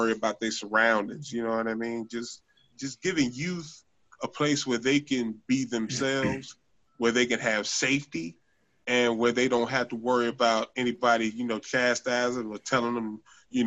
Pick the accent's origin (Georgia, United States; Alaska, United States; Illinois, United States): Illinois, United States; Chicago; I grew up in West Pullman